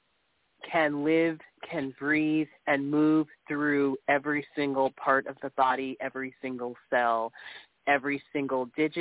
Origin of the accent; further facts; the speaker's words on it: Michigan, United States; I'm from Michigan